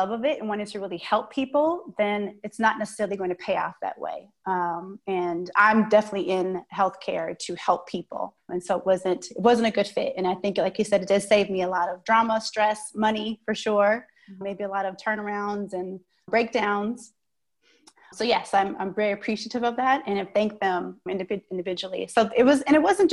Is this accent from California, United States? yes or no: yes; Oakland, California, United States; now in Twin Cities, United States; I'm from the Bay Area, like you said, Oakland